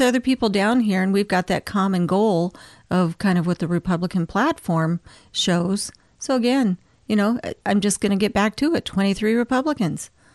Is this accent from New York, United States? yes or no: no; Anchorage, Alaska, United States; also born or lived in Fairbanks; now in Wasilla, United States; I was born in Fairbanks, grew up in Anchorage, and then I moved to Wasilla in nineteen ninety-six